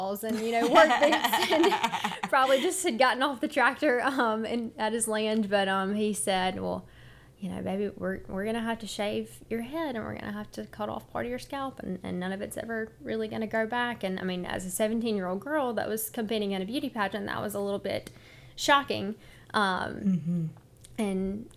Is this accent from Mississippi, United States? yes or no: yes; Petal, Mississippi, United States; I'm from Petal, Mississippi. Grew up there